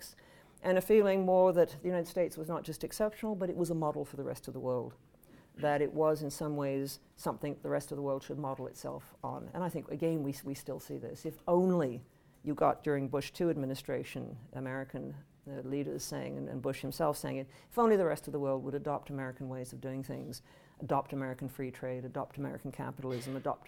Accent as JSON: {"language": "English", "country": "Canada", "said": "I speak as a Canadian"}